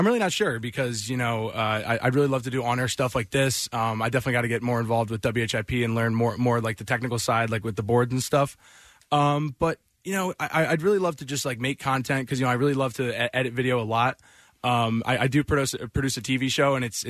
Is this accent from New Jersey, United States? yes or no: yes; Medford, New Jersey, United States; I'm from South Jersey, like Medford